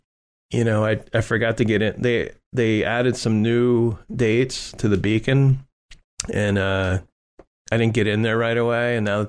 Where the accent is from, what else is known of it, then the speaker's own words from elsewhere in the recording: Ireland; And being Irish, I think that's great.